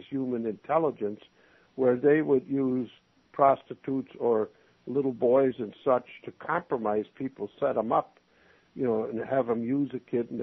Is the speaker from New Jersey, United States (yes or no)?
no; Minnesota, United States; moved away; I was from Minnesota